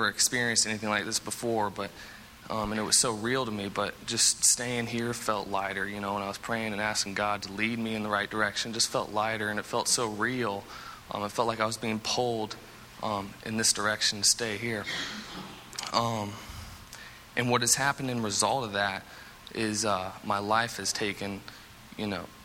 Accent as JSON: {"language": "English", "town": "Seattle", "region": "Washington", "country": "United States", "moved": "yes", "lives_now": "Statesboro, United States", "said": "I'm from Seattle, Washington originally, you know, so I'm a long way from home."}